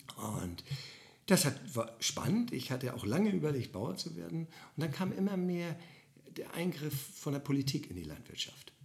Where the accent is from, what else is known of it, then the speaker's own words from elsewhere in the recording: Bad Oldesloe, Schleswig-Holstein, Germany; ich komme aus Oldesloe